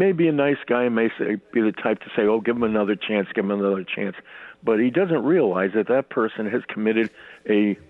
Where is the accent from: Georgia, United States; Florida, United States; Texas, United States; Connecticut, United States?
Connecticut, United States; Hartford; now in Newington, United States; I'm born and raised in Hartford